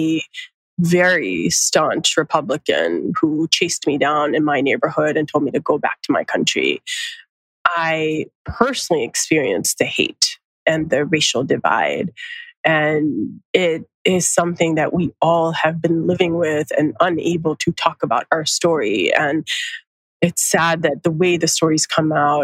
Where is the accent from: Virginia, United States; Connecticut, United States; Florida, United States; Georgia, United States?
Georgia, United States; Atlanta; accent: Americanized; moved away as an adult; now in San Francisco, United States; growing up in Georgia